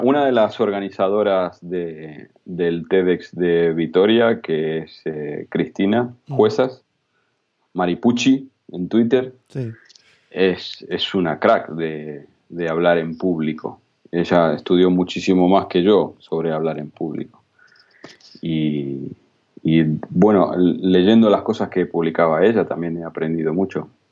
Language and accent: Spanish; Argentina; now in Spain; como argentinos